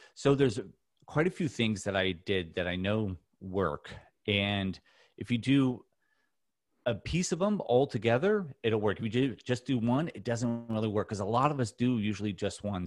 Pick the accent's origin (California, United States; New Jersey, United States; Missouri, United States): California, United States; Newport Beach; I grew up in Orange County, California, in Newport Beach